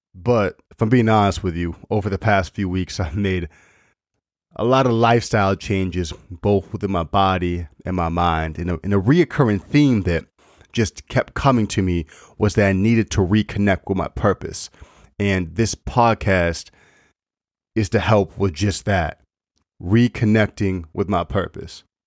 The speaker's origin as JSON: {"language": "English", "region": "Maine", "country": "United States", "tie": "born or raised there", "moved": "as an adult", "lives_now": "Massachusetts, United States", "said": "I, I grew up in Maine, was there for twenty-five or twenty-six years of my life, and now I moved down to Mass"}